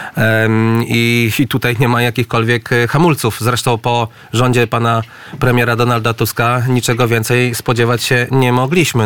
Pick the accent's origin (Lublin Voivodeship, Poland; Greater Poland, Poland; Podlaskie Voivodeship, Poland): Lublin Voivodeship, Poland; ja pochodzę z Lubelszczyzny